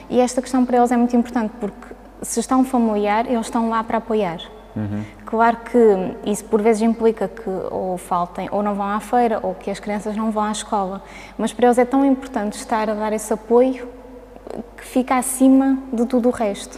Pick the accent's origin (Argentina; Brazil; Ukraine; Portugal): Portugal; Azores; moved away as an adult; also born or lived in Braga; eu, eu cresci, eh, nasci e cresci nos Açores